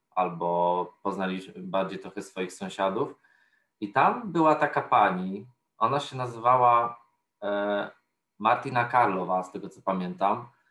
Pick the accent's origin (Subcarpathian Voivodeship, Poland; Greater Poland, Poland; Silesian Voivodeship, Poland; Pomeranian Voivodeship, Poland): Subcarpathian Voivodeship, Poland; Podkarpacie; moved away as an adult; now in Warsaw, Poland; jestem z Podkarpacia